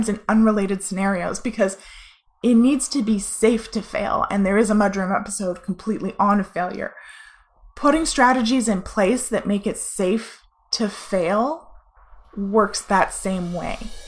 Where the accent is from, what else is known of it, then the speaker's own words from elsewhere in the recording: Canada; we're Canadian